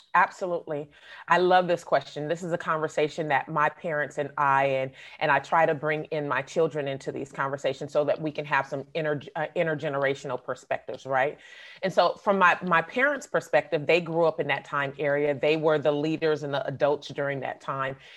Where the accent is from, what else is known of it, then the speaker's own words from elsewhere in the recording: Oakland, California, United States; I grew up in the Bay Area, but I've also lived in Southern California